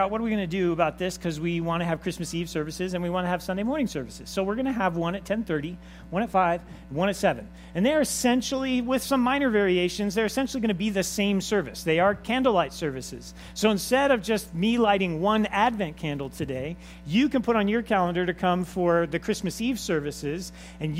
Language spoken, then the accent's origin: English; Los Angeles, California, United States; I was raised in Los Angeles with my father